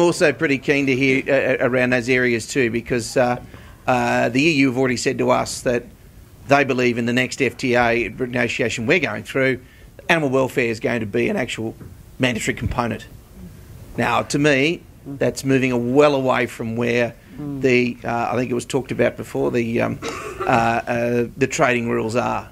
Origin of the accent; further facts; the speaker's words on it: Australia; as Australians